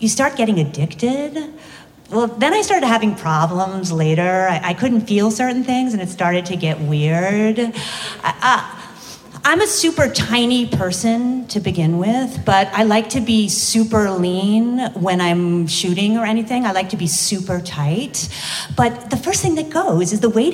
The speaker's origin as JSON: {"language": "English", "region": "East Coast", "country": "United States", "tie": "born or raised there", "also_born_or_lived": "Las Vegas", "moved": "as an adult", "said": "I was raised Catholic from the East Coast"}